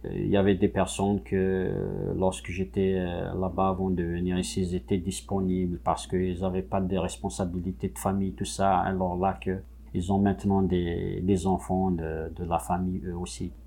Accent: Kabylie, Algeria; first language Kabyle; French is a second language; moved away as an adult; now in Quebec, Canada; je suis euh, issu de, la Kabylie, donc en Algérie, je suis kabyle de, de souche je parle kabyle euh, depuis ma, naissance, donc euh, ma, langue maternelle, c'est le kabyle

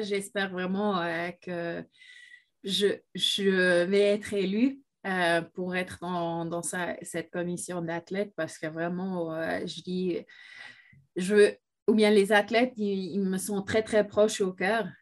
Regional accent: Switzerland; je viens de la Suisse pendant 13 ans.

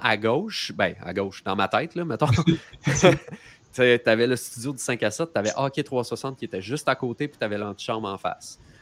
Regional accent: Quebec, Canada; quand on est québécois

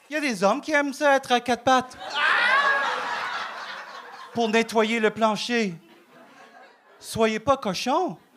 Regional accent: Vietnam; French is a second language; now in Canada; Euh, euh, moi, je viens du Vietnam. Euh, et moi, j'aime beaucoup le Québec parce que moi, je sens comme chez nous.

